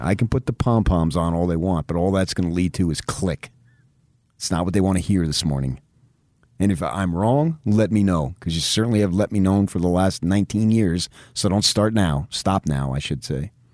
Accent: United States; We're American

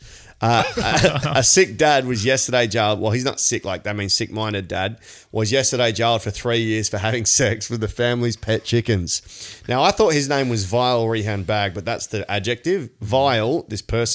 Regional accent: Australia; we're Aussie

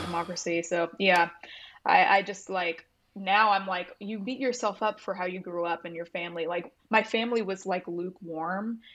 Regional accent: Buford, Georgia, United States; now in Nashville, United States; I grew up in Georgia, um, in suburban Atlanta area, like, outside, um, of Atlanta

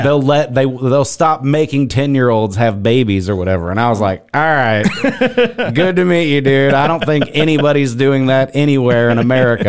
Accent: Missouri, United States; moved away; Missouri originally.

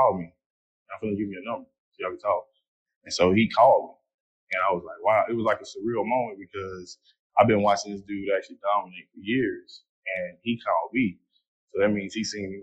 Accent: Fort Worth, Texas, United States; I'm from Fort Worth, Texas

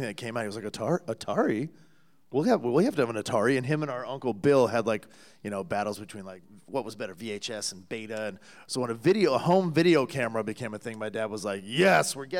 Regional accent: a suburb of Toronto, Ontario, Canada; We grew up in Ontario, in a suburb of Toronto.

